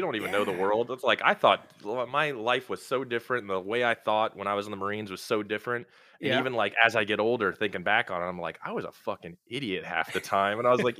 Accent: Maryland, United States; now in Florida, United States; Born and raised in Maryland, just outside DC. Lived there till 2004. Moved down to Florida.

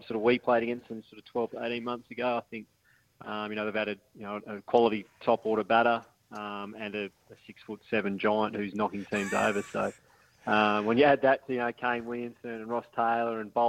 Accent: Tasmania, Australia; he's another good Tassie boy

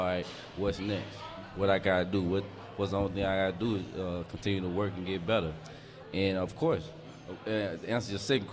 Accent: Mississippi, United States; moved away; I'm from Mississippi.

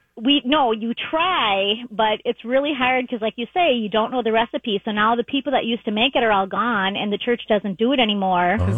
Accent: Lake Elmo, Minnesota, United States; I'm from Minnesota. I lived in Lake Elmo

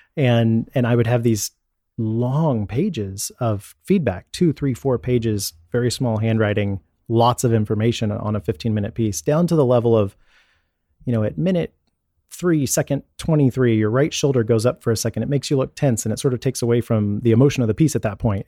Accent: Dallas, Texas, United States; also born or lived in Houston, Texas; Born in Houston, and within a few years, my parents moved to the Dallas area so my dad could become a Dallas police officer

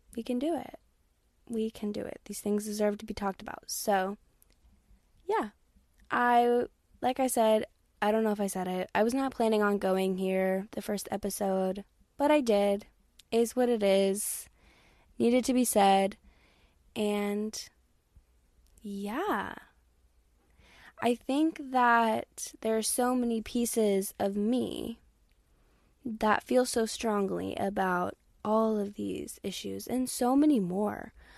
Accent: Texas, United States; born and raised in Texas

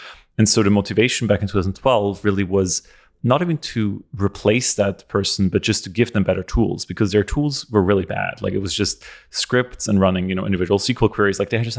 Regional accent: Austria; English is a second language; I'm from Europe originally, from Austria.

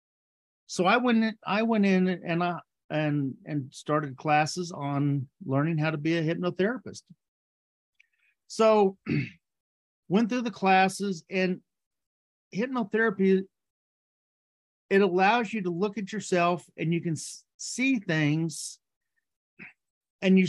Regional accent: Texas, United States; I grew up in Texas, and growing up in Texas

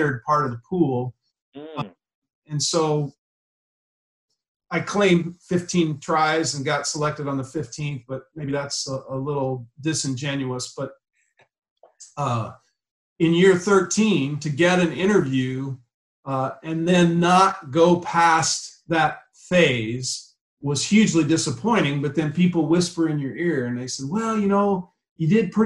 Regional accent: Ashland, Nebraska, United States; moved away; I came from Ashland, Nebraska, with a population of about 1,800 people

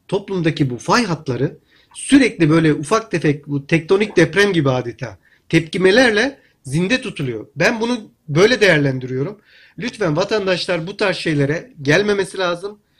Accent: Hatay, Turkey; Ben Hataylıyım

